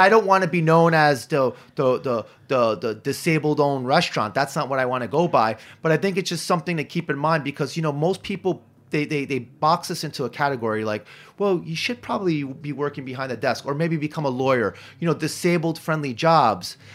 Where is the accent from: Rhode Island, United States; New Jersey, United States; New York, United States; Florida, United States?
New York, United States; I grew up in Hell's Kitchen